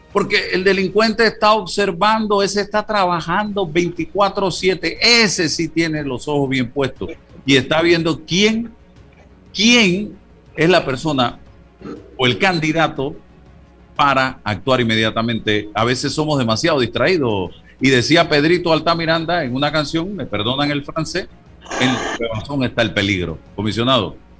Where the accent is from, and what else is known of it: Panama